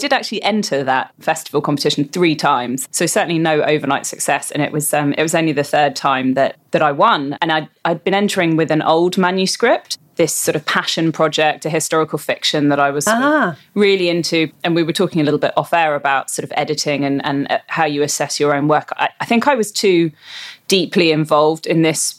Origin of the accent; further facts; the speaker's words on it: London, United Kingdom; moved away as an adult; also born or lived in Copenhagen, Denmark; now in Perth, Australia; I'm from London originally